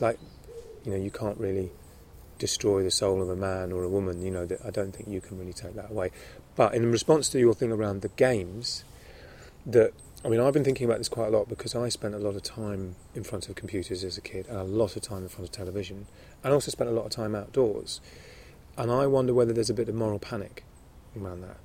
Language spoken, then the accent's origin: English; London, United Kingdom; also born or lived in Summerhill school, countryside; I grew up in London, but I also went to schools in the country